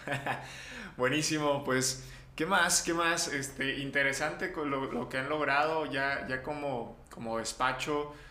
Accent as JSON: {"language": "Spanish", "country": "Mexico", "said": "nosotros desde nuestra postura como mexicanos"}